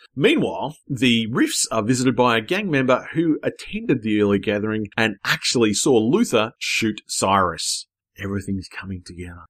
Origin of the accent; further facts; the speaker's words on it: Australia; I'm from Australia